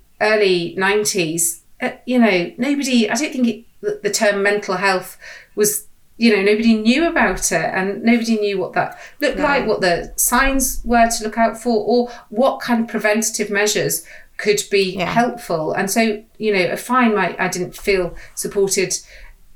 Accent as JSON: {"language": "English", "area": "the Wirral", "region": "North West England", "country": "United Kingdom", "tie": "born or raised there", "said": "I grew up on the Wirral"}